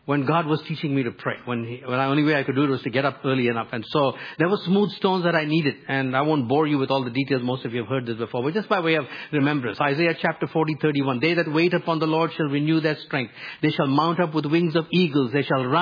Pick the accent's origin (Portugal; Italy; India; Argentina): India; moved away; growing up in India